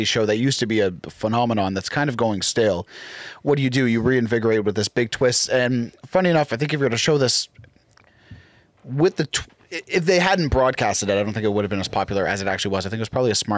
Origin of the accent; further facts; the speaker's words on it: United States; grew up in the States